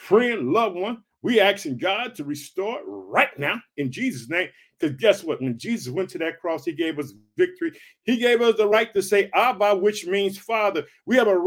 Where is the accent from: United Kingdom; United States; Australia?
United States; Illinois